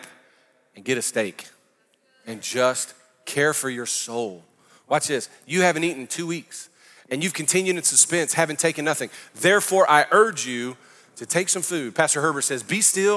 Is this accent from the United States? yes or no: yes; New Orleans, Louisiana, United States; I'm from New Orleans